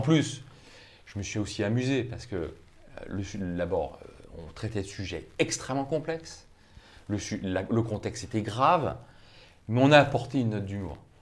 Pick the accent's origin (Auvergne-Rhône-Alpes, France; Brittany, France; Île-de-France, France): Brittany, France; je suis breton